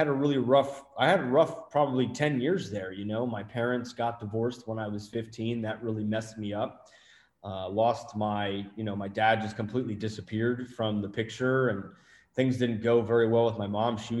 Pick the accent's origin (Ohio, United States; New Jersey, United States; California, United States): New Jersey, United States; accent: Jersey; I'm from Jersey originally